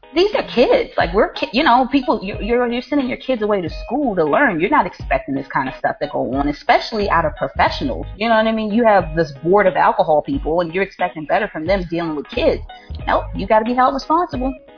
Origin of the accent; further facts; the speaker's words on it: Baltimore, Maryland, United States; I'm from Baltimore, so it's not like I feel estranged to the neighborhood. Like this is my community I'm policing